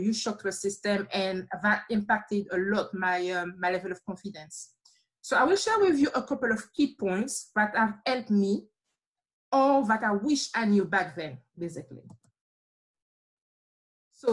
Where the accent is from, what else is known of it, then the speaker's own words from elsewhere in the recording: Martinique; accent: slight accent; moved away as an adult; now in United Kingdom; I'm from a small island called Martinique